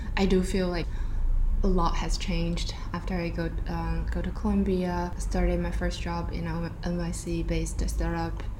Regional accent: Dalian, Liaoning, China; moved away as an adult; also born or lived in Shanghai / New York City / Florida; now in Singapore; I was born and raised in China from this um, like a small coastal city called Dalian in northeastern part of China.

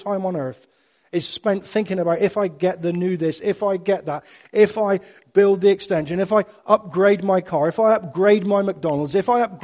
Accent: Cornwall, South West England, United Kingdom; I'm Cornish

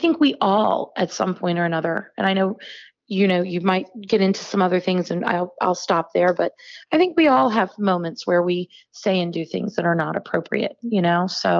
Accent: North Carolina, United States; I grew up in the South, and you probably don't know this about me, but you know, growing up in North Carolina in a very small town

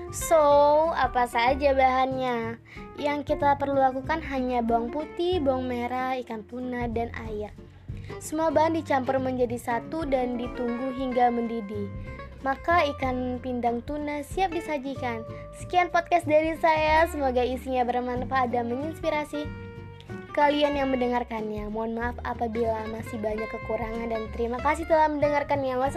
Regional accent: Padang, West Sumatra, Indonesia; Saya berasal dari kota Padang.

